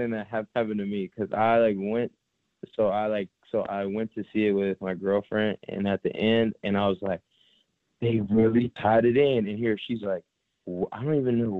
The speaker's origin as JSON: {"language": "English", "town": "St. Petersburg", "region": "Florida", "country": "United States", "tie": "born or raised there", "said": "I'm from St. Petersburg, Florida."}